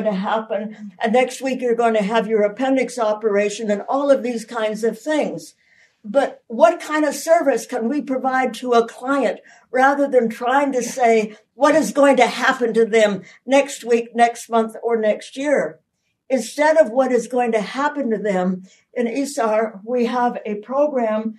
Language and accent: English; Canada; I'm a Canadian